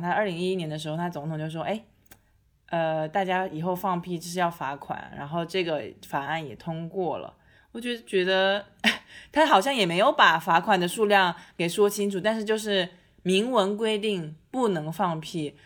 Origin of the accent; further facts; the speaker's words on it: China; 我们中国人